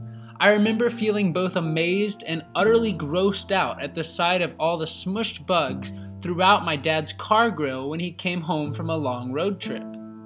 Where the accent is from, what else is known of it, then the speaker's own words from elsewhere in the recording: Denton, Texas, United States; my hometown of Denton, Texas